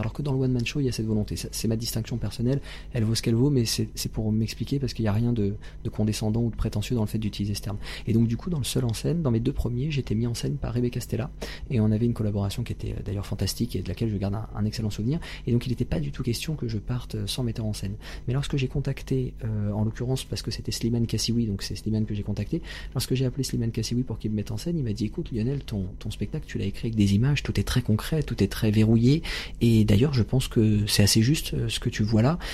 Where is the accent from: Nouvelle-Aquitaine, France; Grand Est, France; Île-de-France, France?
Île-de-France, France; Seine-Saint-Denis; J'ai grandi dans le 93, en Seine-Saint-Denis